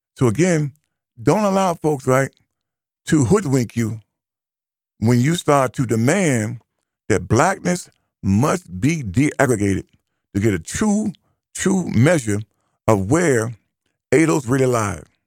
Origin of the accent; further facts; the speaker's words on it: United States; I am an American